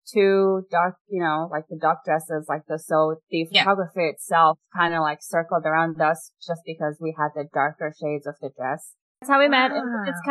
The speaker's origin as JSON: {"language": "English", "country": "Mongolia", "tie": "born or raised there", "also_born_or_lived": "San Francisco, United States", "second_language": "English", "moved": "yes", "lives_now": "United States", "said": "I was born and raised in Mongolia"}